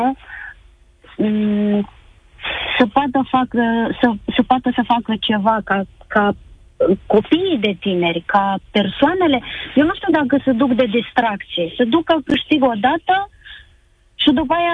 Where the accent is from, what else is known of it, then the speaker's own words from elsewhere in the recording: Darabani, Botoșani County, Romania; Uh, din Darabani.